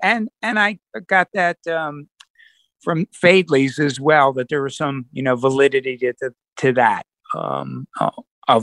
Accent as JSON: {"language": "English", "town": "Baltimore", "region": "Maryland", "country": "United States", "tie": "born or raised there", "said": "Of course, I grew up in Baltimore."}